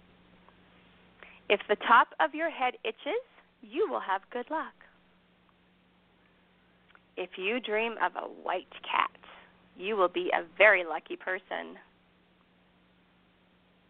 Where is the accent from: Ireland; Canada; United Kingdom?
Ireland; I'm Irish